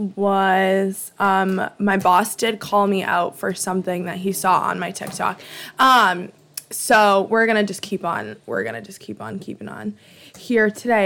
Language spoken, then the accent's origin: English; Boston, Massachusetts, United States; I am a bitch from Alston